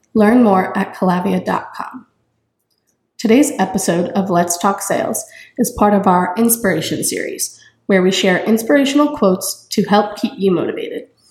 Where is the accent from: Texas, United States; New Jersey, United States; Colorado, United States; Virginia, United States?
New Jersey, United States; moved away as an adult; now in North Carolina, United States; I'm from New Jersey, and two years ago, I moved to North Carolina to start college